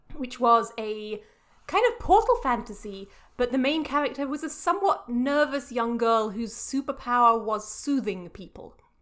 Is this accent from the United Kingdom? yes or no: yes; England, United Kingdom; moved away; I'm very English